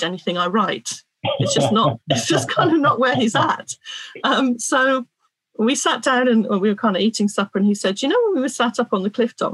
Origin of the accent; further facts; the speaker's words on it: Cornwall, South West England, United Kingdom; I'm a Cornish woman